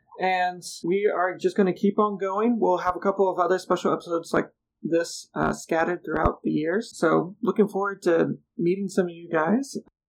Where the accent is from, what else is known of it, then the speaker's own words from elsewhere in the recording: Memphis, Tennessee, United States; my hometown of Memphis, Tennessee